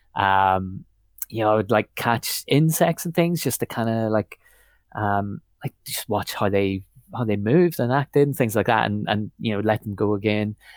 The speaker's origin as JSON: {"language": "English", "region": "Northern Ireland", "country": "United Kingdom", "tie": "born or raised there", "also_born_or_lived": "Belfast", "moved": "as an adult", "said": "I was born in Belfast, pretty much, um, but lived out in the countryside a little bit in Northern Ireland, um, till I was about eighteen"}